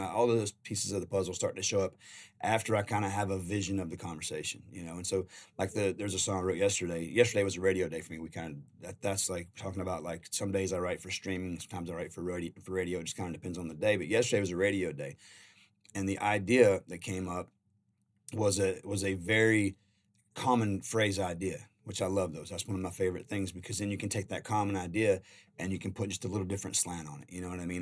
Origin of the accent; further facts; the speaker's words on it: Carolina, United States; I'm a country boy. I grew up in Carolina